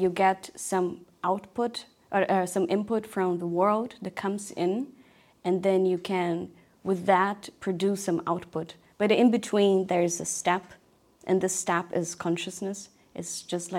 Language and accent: English; Brazil; moved away; when I was a kid, I grew up in Brazil